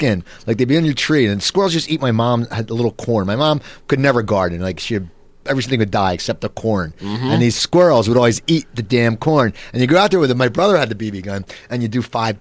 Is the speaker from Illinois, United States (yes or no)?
no; New Jersey near Philly, United States; I grew up in New Jersey near Philly